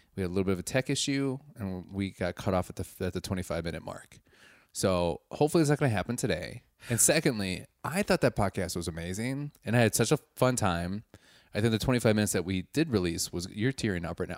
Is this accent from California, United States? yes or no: no; Milwaukee, Wisconsin, United States; I'm from Milwaukee